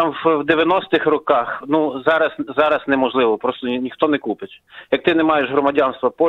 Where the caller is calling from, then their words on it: Warsaw, Masovian Voivodeship, Poland; я з Варшави дзвоню.